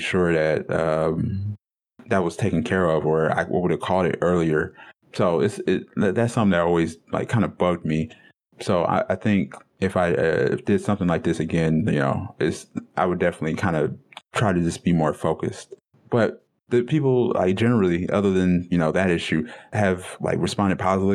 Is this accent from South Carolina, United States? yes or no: no; Detroit, Michigan, United States; the culture that I come from and from Detroit